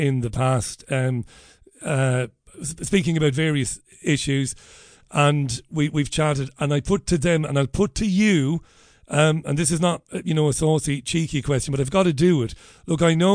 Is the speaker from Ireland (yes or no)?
yes; Ireland; us as Irish people